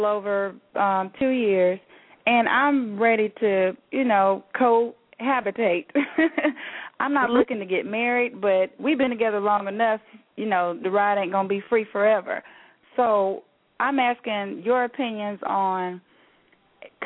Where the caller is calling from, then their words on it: Alabama, United States; I'm calling from Alabama